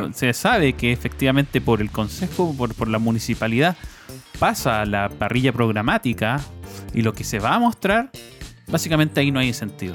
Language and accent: Spanish; Chile; como ciudadanos chilenos